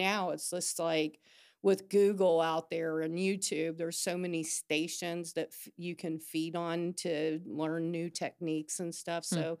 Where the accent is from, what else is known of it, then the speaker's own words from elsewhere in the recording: Cincinnati, Ohio, United States; moved away as an adult; now in Huntington, United States; I didn't. I'm from Cincinnati. My brother lived over here. My aunt lived over here. And I moved here in 88.